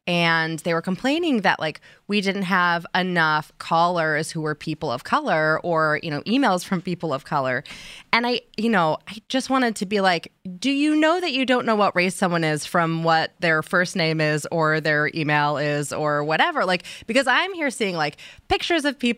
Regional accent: Texas, United States; and I come from a very loud talking family, plus, I'm from Texas, so I suppose I'm unnecessarily loud, proud, and extremely annoying by environmental nature.

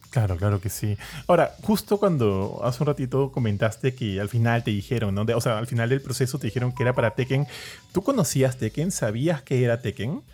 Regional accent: Peru; acá en Perú somos bastante orgullosos

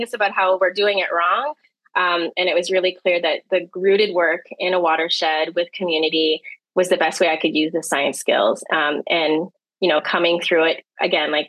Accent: Toronto, Ontario, Canada; also born or lived in Manila, Philippines; now in Windsor, Canada; I grew up on the shores of Lake Ontario in the east side, east end of the city of Toronto

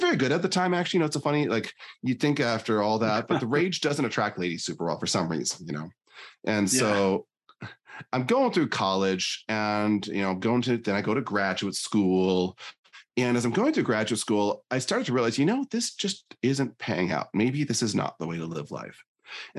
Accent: Northern Michigan, United States; now in Northern Idaho, United States; I was born in Northern Michigan

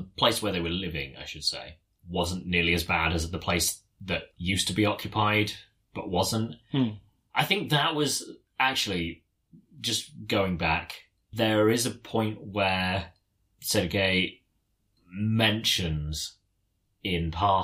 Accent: United Kingdom; I'm so British.

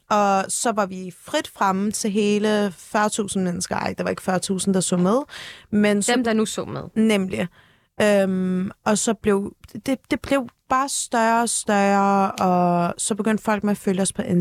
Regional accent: Turkey; Men igen, jeg er tyrker, jeg er ung.

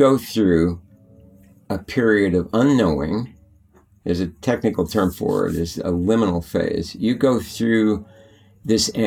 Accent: Bishop, California, United States; I grew up in the High Sierras in Bishop, California.

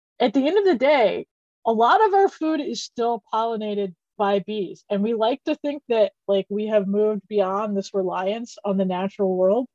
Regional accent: Gulf Coast, United States; now in Chicago, United States; I am originally from the Gulf Coast

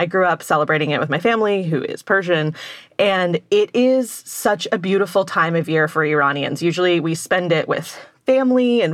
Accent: Texas, United States; my hometown in Texas

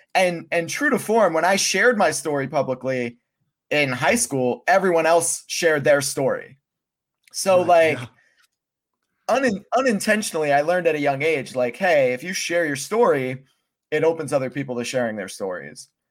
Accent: Pennsylvania, United States; moved away as an adult; Pennsylvania does a lot right. Um, that's why I moved out when I was 18

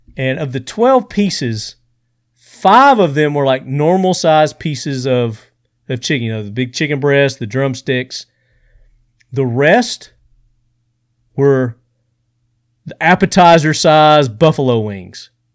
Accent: Sparta, Tennessee, United States; That's my hometown

